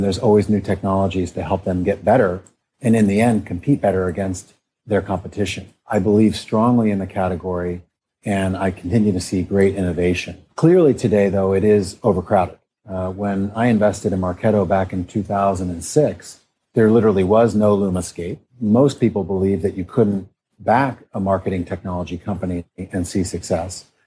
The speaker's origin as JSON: {"language": "English", "region": "Midwest", "country": "United States", "tie": "born or raised there", "also_born_or_lived": "New York / Stanford", "moved": "yes", "said": "I grew up in the Midwest"}